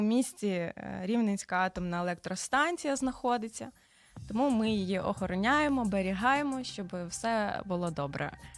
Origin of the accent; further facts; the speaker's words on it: Varash, Rivne Oblast, Ukraine; Народилася в місті Кузнецовськ, а потім перейменували на місто Вараш.